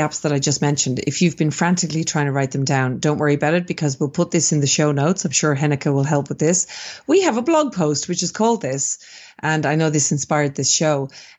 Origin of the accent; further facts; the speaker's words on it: Ireland; moved away; also born or lived in Sydney, Australia; So I'm Irish originally. Mm-hmm. I'm originally from Ireland. Mm-hmm. And I spent 17 years in beautiful Sydney, Australia.